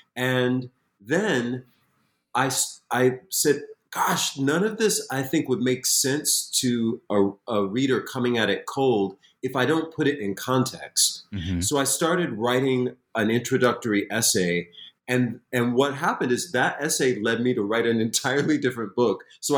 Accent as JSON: {"language": "English", "town": "Springfield", "region": "Massachusetts", "country": "United States", "tie": "born or raised there"}